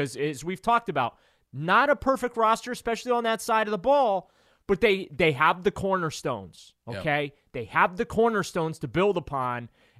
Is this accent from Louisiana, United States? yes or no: yes; New Orleans, Louisiana, United States; born there; I was born in New Orleans, yeah.